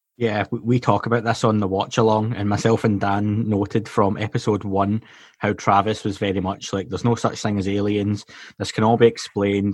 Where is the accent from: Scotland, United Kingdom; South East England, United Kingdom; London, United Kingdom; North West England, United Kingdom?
Scotland, United Kingdom; I'm Scottish